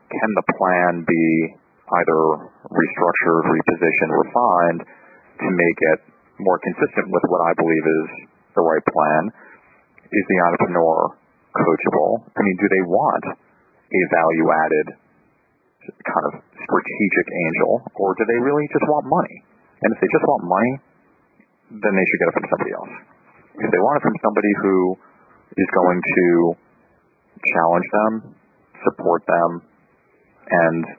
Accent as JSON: {"language": "English", "region": "New York", "country": "United States", "said": "I'm from New York"}